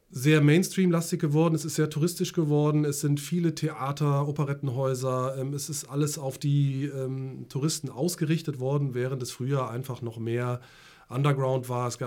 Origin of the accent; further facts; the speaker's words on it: Friedberg, Hesse, Germany; born there; also born or lived in Lübeck; now in Hamburg, Germany; ich bin seit jetzt äh, genau 21 äh, Jahren sogar in Hamburg schon und geboren bin ich in Friedberg in Hessen. Ähm, und bin über Lübeck sozusagen nach Hamburg gekommen.